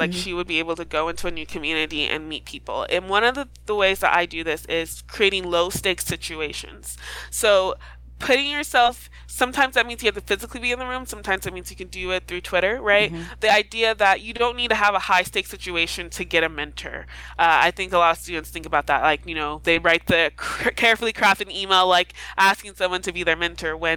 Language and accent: English; Idaho, United States; moved away as an adult; where I'm from Idaho